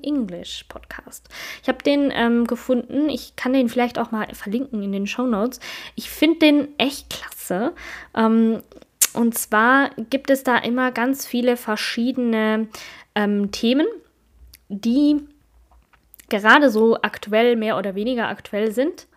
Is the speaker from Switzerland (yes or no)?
yes; Switzerland; ich bin Schweizerin